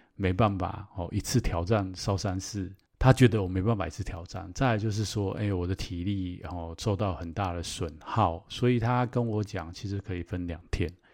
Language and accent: Chinese; Taiwan; 我自己在台湾长大